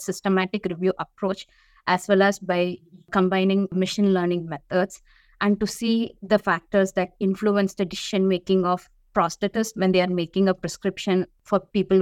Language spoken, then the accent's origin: English; India; moved away as an adult; now in United States; I'm from India. So when I was growing up in the early 2000s